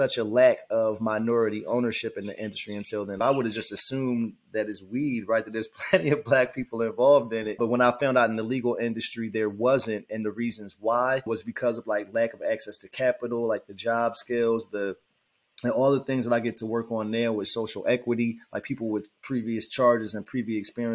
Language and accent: English; Trenton, New Jersey, United States; moved away as an adult; also born or lived in Washington, D.C.; I grew up in Trenton, New Jersey, where I now have the opportunity to come back home after 21 years